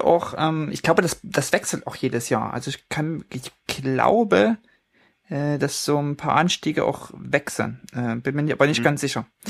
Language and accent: German; Leipzig, Saxony, Germany; moved away; weil es in meiner alten Heimat äh, stattfindet, auf dem Schirm habe, sind die äh, Neuseen Classics in Leipzig